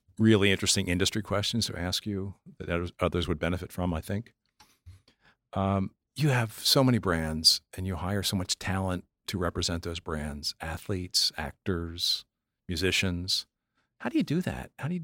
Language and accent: English; Pennsylvania, United States; Well, I grew up in Pennsylvania. When I was a young guy, I used to drink Rolling Rock.